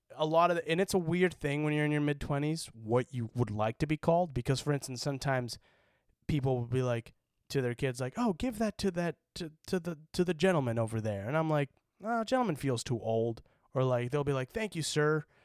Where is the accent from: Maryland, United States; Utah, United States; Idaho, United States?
Utah, United States; moved away as an adult; now in California, United States; I kinda wish I had a little bit more of a Utah accent